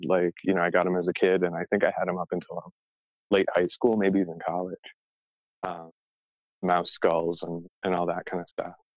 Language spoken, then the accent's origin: English; Arizona, United States; also born or lived in Oak Park, Illinois (near Chicago); when we moved from Chicago, we moved to Arizona